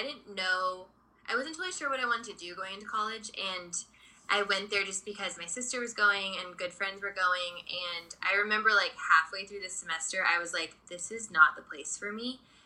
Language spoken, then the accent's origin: English; Dallas, Texas, United States; moved away as an adult; also born or lived in Redondo Beach, California; now in Los Angeles, United States; I grew up in Dallas, so I have a twin sister, and we were actually born out here in Redondo Beach